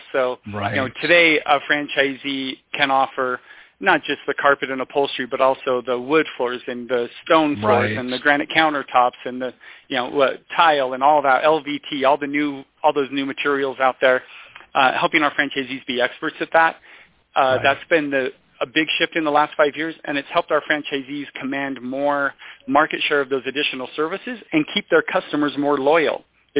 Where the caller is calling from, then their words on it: Logan, Utah, United States; I am calling from beautiful Logan, Utah.